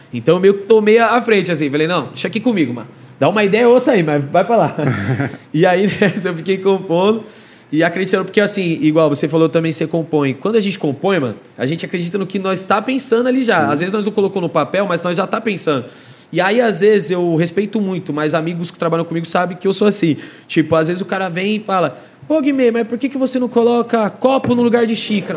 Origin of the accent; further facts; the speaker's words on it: Osasco, São Paulo, Brazil; also born or lived in Penha, São Paulo; Eu estava em Osasco, aí minha quebrada